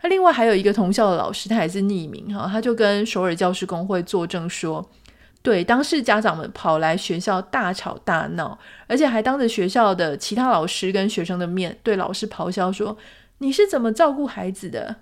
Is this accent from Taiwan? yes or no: yes; Taiwan; 就是在台湾长大嘛